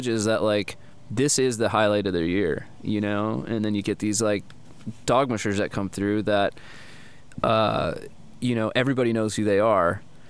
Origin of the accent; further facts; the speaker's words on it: Minnesota, United States; moved away; also born or lived in Alaska / Santa Cruz; growing up in Minnesota, it was, you know, we get down to like negative 30, maybe a little bit less than that.